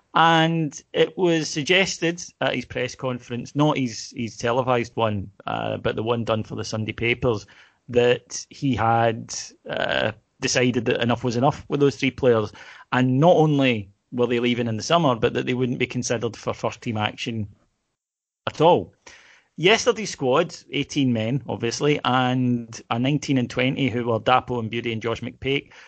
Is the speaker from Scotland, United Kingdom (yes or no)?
yes; Kilwinning, Scotland, United Kingdom; I was from Kilwinning, and nobody else was of another faith or denomination